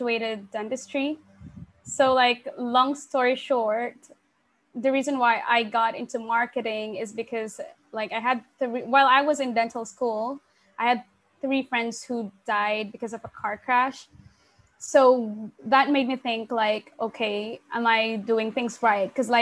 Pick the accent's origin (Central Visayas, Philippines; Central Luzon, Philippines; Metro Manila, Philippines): Central Luzon, Philippines; Sasmuan; I actually grew up in a very small town called Sasmuan, which is in the Philippines